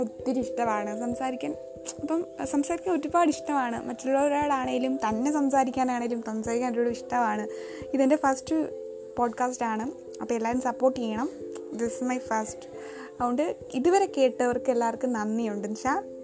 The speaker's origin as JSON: {"language": "Malayalam", "town": "Kottayam", "region": "Kerala", "country": "India", "said": "ഞാൻ കോട്ടയത്ത് നിന്നാണ് മലയാളിയാണ് എൻ്റെ വീട് കോട്ടയം"}